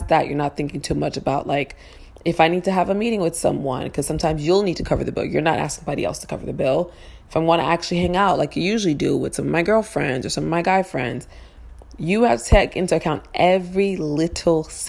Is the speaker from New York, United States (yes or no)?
yes; New York City, New York, United States; I'm from Harlem.